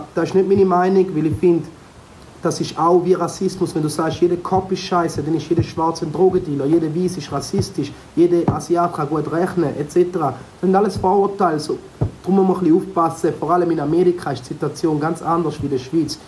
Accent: Dominican Republic; now in Switzerland; in der Dominikanischen Republik, wo ich herkomme

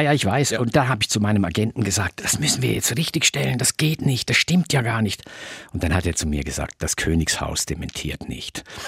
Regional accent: Tamins, Graubünden, Switzerland; also born or lived in Chur; Also ich bin in Tamins aufgewachsen und dann sind wir mit 14 sind wir dann nach Chur gezogen

